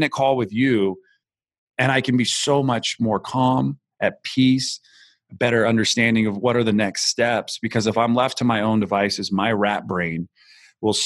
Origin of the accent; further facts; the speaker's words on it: Santa Cruz, California, United States; I grew up in California. I'm from the Bay Area. I'm from a small town called Santa Cruz